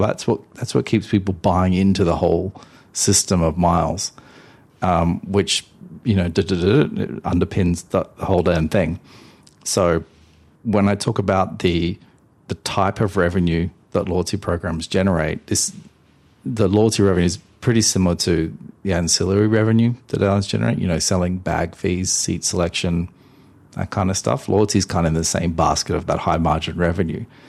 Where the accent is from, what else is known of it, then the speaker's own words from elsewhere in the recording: Australia; I'm Australian